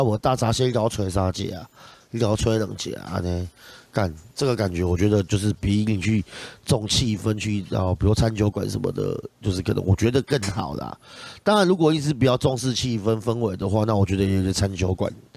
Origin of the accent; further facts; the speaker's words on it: Tainan, Taiwan; 毕竟我从小在国华街、中正路那边混大，所以我对这一区真的是特别有爱